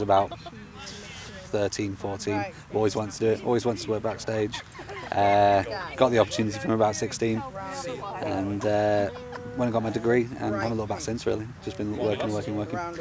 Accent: Lytham St Anne's, North West England, United Kingdom; now in London, United Kingdom; I, I, live in Lytham, Lytham St Anne's, or on the northwest coast, or used

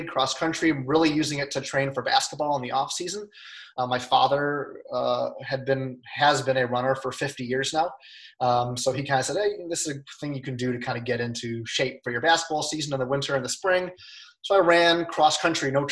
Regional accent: Lisle, Illinois, United States; I grew up in Lyle, Illinois, so a western suburb of Chicago.

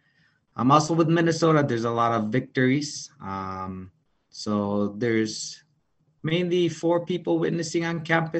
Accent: Japan; moved away as an adult; also born or lived in Las Vegas; now in United States; I was born and raised in Japan, came to the States around 10 years ago

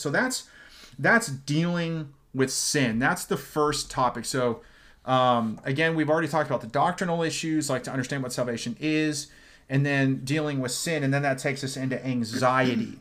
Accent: Dublin, California, United States; also born or lived in Fresno, California; I grew up in Dublin. before Fresno, not Ireland, California

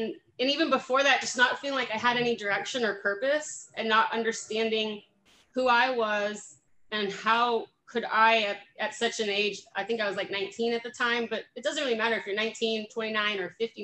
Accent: Fremont, California, United States; moved away as an adult; now in Manteca, United States; I am originally from Alameda County, which is Fremont, actually the city just about an hour south of San Francisco. So San Jose, Oakland, all that good stuff, Silicon Valley. And I'm born and raised there

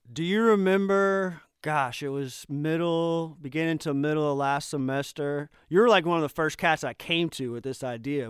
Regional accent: Tampa, Florida, United States; moved away; growing up in Tampa

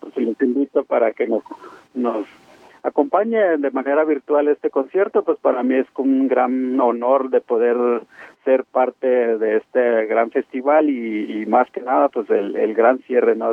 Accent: Rarámuri, Chihuahua, Mexico; tener la sangre rarámuri

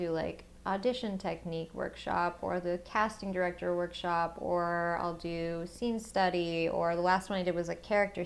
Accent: the South, Georgia, United States; moved away; growing up in the South

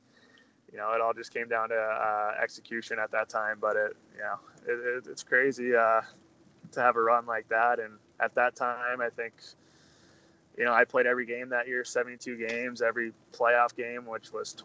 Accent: United States; also born or lived in Canada; me playing in Canada as an American

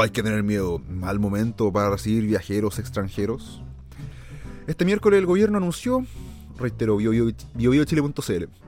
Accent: Chile

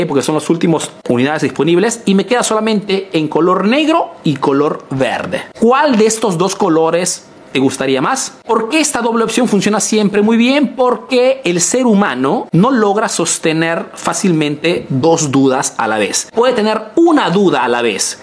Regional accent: Peru; now in Italy

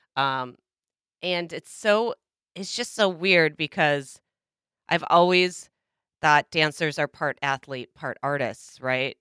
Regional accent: Minnesota, United States; my home state, Minnesota

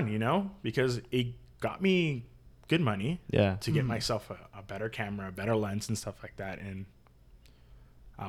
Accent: Solana Beach, California, United States; I grew up in Solana Beach

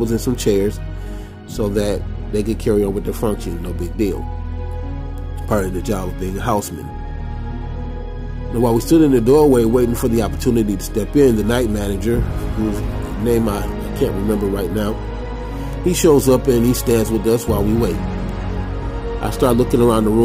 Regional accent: Grand Rapids, Michigan, United States; I was from Grand Rapids, Michigan

